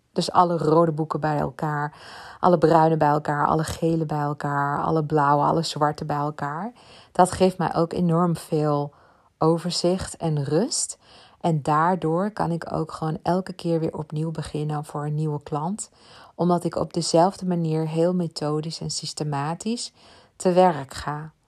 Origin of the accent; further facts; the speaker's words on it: Ibiza, Balearic Islands, Spain; ik kom uit Ibiza, ben daar opgegroeid